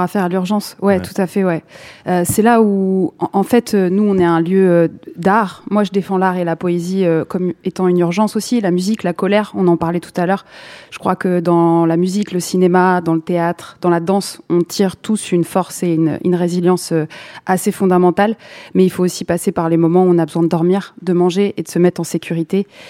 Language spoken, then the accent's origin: French; Saint-Denis, Île-de-France, France; j'ai grandi à Saint-Denis